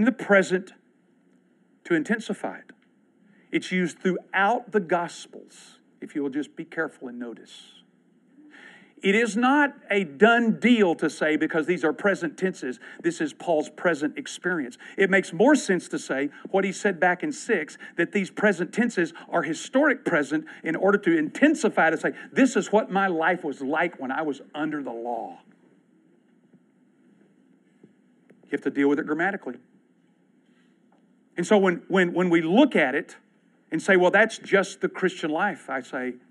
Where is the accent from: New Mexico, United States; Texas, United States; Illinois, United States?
Texas, United States; I'm from Texas